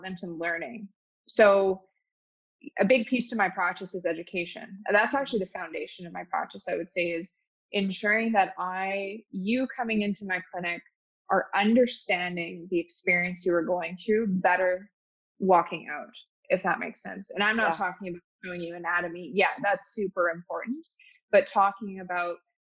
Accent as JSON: {"language": "English", "town": "Calgary", "region": "Alberta", "country": "Canada", "tie": "born or raised there", "also_born_or_lived": "Toronto", "said": "Calgary, born and raised in Calgary"}